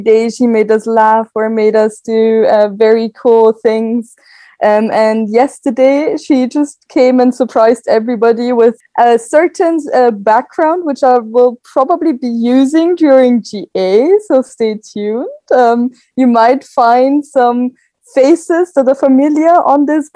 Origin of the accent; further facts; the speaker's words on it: Austria; I am from Austria. Right now I live in Vienna, but I will be moving to Brussels soon